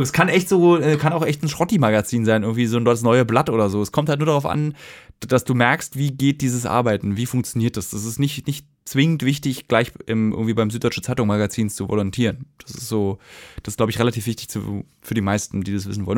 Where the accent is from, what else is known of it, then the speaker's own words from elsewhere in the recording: Berlin, Germany; also born or lived in Hamburg; musste ja auch nach Hamburg ziehen, was als Berliner ja ein bisschen schwerer ist